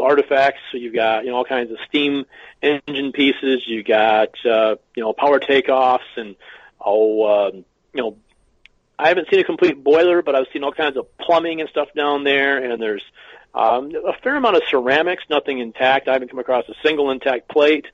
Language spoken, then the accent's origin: English; Michigan, United States; we're from Michigan.